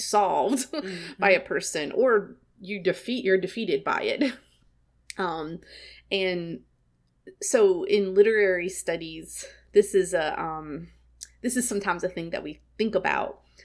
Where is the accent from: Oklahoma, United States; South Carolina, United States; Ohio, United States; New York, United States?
South Carolina, United States; That's how I grew up. I'm from South Carolina, and uh, it's just what we say there.